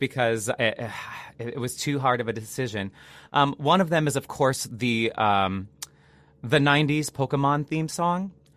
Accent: Seattle area, Washington, United States; moved away; I'm from the Seattle area. Um, I'm not from Seattle proper. Like I always say, I am from the middle of absolutely nowhere. I grew up in the middle of the woods

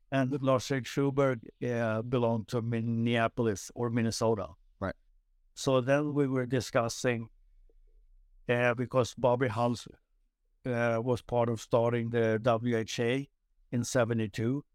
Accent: Nynäshamn, Stockholm County, Sweden; moved away as an adult; just south of Stockholm, uh, called Nynäshamn

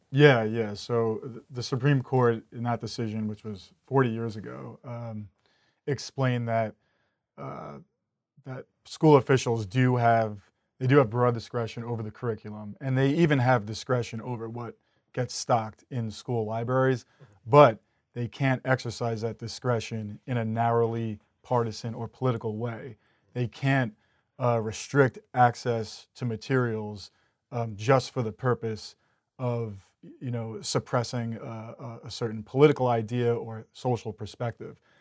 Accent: Long Island, New York, United States; moved away as an adult; now in Philadelphia, United States; I'm originally from Long Island, New

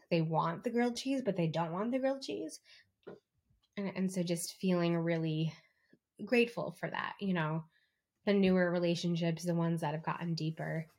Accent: East Coast, United States; now in California, United States; I'm from the East Coast and I live in California

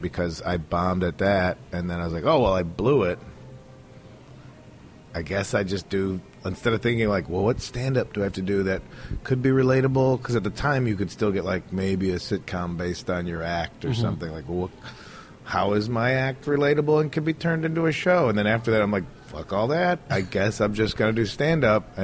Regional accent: Chicago, Illinois, United States; moved away as an adult; also born or lived in Los Angeles; I grew up in Chicago

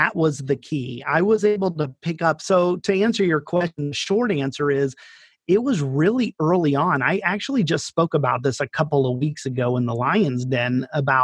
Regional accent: Daytona Beach, Florida, United States; moved away as an adult; also born or lived in Northern Italy; now in Italy; I'm from Daytona Beach, and I grew up there

